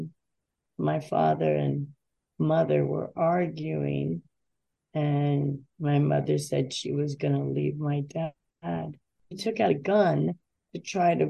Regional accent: Davie, Florida, United States; I'm born and raised in Davie, Florida

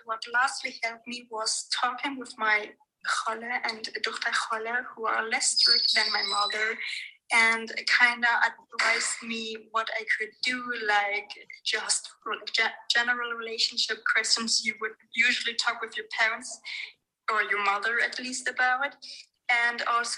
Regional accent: Germany; So basically, I was born and raised in Germany, but not really religiously. Both my parents are Persian

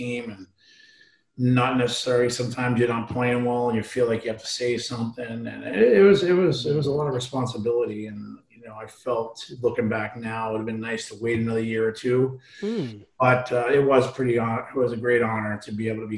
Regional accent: Boston, Massachusetts, United States; growing up in Boston

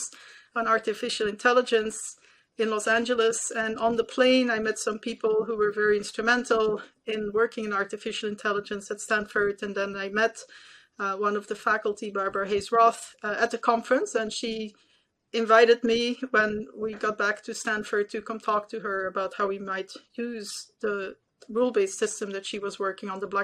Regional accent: Belgium; moved away as an adult; now in United States; I was born and raised in Belgium

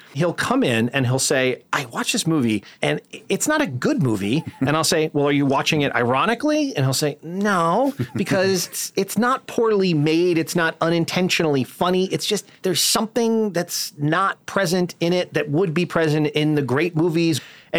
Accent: Northeast, United States; accent: Northeast; in my Northeast accent

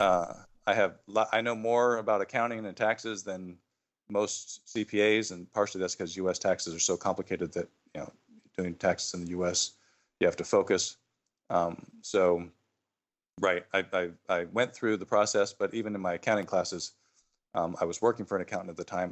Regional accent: Phoenix, Arizona, United States; moved away as an adult; I grew up in Phoenix

